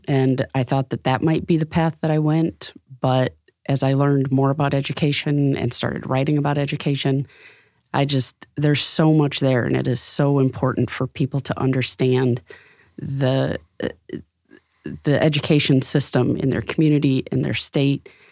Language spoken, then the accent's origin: English; Rockford, Illinois, United States; now in Fort Wayne, United States; I grew up in Rockford, Illinois